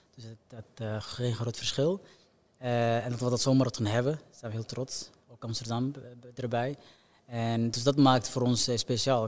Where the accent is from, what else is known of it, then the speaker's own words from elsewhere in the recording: Somalia; moved away; also born or lived in Belgium / Netherlands; voor ons geboorteland